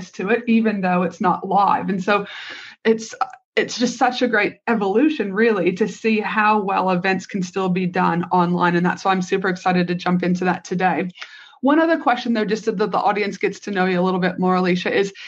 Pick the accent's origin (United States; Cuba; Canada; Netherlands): Canada; now in Australia; all the way from my home country, Canada